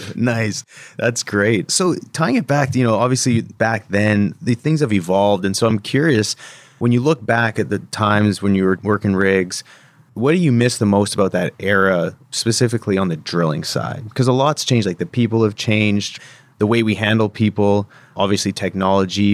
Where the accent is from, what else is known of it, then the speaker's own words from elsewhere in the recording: Vernon, British Columbia, Canada; moved away as an adult; growing up in Vern